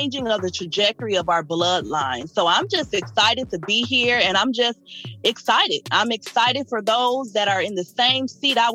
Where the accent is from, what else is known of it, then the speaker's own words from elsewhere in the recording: Toledo, Ohio, United States; moved away as an adult; also born or lived in Cincinnati, Ohio; now in Indiana, United States; I am originally from Toledo, Ohio. I always say Ohio raised me, Indiana pays me